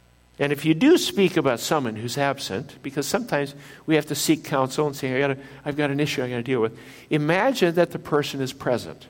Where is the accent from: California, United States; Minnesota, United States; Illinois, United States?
Minnesota, United States; northern; I was used to inland lakes up in northern Minnesota, where I grew up in Minnesota